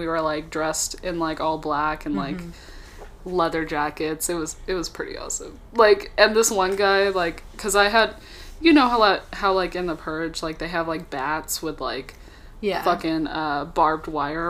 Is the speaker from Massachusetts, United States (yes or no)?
no; Texas, United States; moved away; also born or lived in California; I was raised in Texas, you know, but I was born in California.